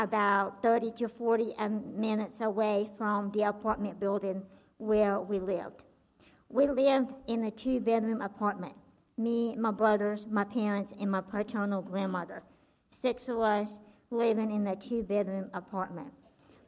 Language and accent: English; Belarus; I was born and grew up in a country called Belarus